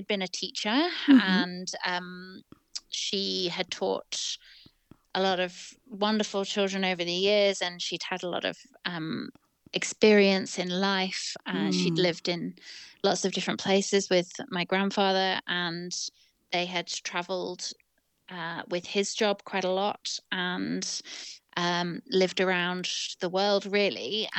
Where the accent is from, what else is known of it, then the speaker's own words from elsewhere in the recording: Manchester, North West England, United Kingdom; I don't sound like I'm from Manchester. So my parents are not from there, but they were living there for my dad's work. And my brother and I grew up there.